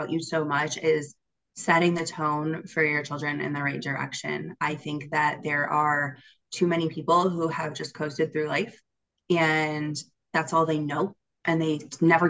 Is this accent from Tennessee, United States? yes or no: no; Michigan, United States; I was born and raised in Michigan, still here